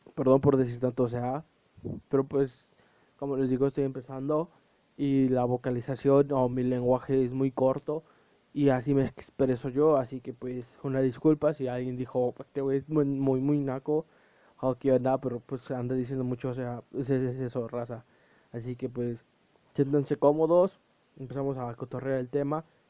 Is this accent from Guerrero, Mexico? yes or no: no; Puebla, Mexico; soy un chavo de Puebla, de México